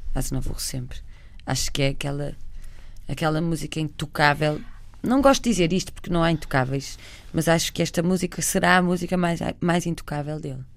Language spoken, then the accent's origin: Portuguese; Barcelos, Norte, Portugal; moved away; Nós somos de Barcelos, a minha mãe trabalhava muito perto de Famalicão